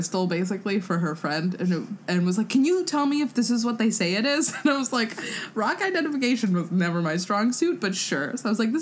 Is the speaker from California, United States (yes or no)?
yes; Los Angeles, California, United States; I was born and raised in Los Angeles, and I still live in Los Angeles